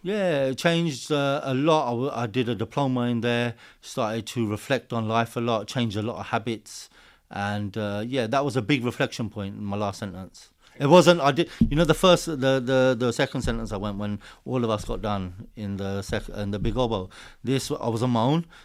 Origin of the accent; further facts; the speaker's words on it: Hertfordshire, East of England, United Kingdom; I'm born and raised just around the corner from here, Hertfordshire